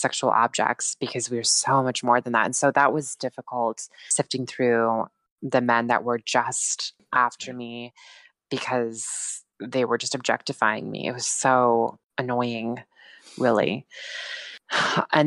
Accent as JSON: {"language": "English", "region": "Montana", "country": "United States", "tie": "born or raised there", "also_born_or_lived": "Fort Collins, Colorado", "moved": "as an adult", "lives_now": "Oregon, United States", "said": "I now live in Oregon, but I'm originally from Montana."}